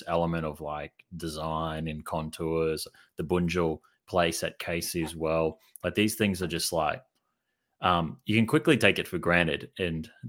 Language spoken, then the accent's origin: English; Hervey Bay, Queensland, Australia; moved away; growing up in Hervey Bay